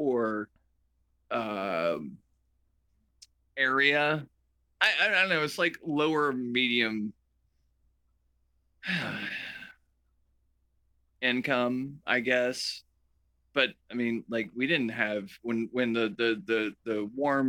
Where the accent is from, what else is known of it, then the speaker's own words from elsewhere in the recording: Chattanooga, Tennessee, United States; moved away; also born or lived in Charleston; I grew up in Chattanooga, Tennessee, on a Premium Drive